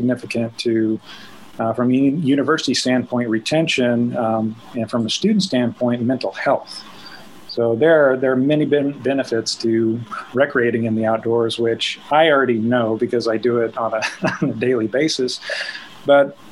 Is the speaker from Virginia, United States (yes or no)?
no; Northwest Missouri, United States; I grew up in Northwest Missouri